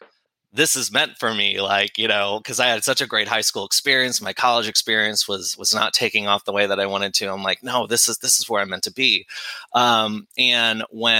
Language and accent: English; St. Louis, Missouri, United States; I'm originally from St. Louis, Missouri